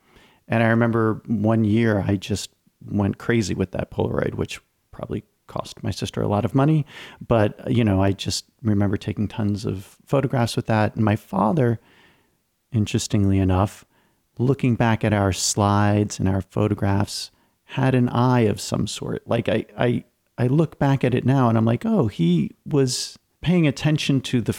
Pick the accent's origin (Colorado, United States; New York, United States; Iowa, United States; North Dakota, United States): New York, United States; Long Island; born or raised there